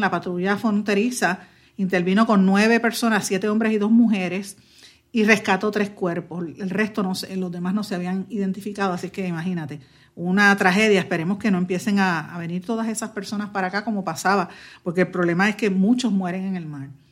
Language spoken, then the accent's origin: Spanish; Guaynabo, Puerto Rico; mi pueblo de Guaynabo